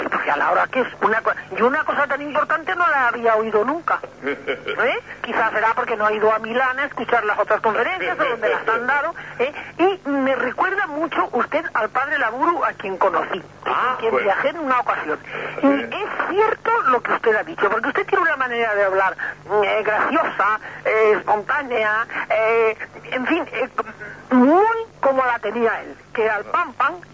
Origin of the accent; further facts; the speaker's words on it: Oviedo, Asturias, Spain; also born or lived in Valladolid; yo soy de Oviedo